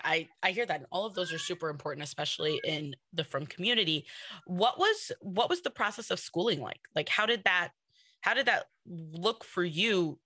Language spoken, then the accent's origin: English; New York City, New York, United States; I'm in Kew Garden Hills